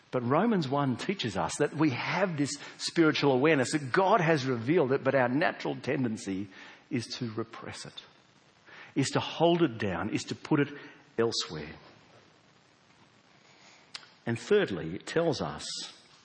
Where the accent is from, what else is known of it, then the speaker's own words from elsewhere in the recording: South Australia, Australia; we're South Australian, we don't have convicts here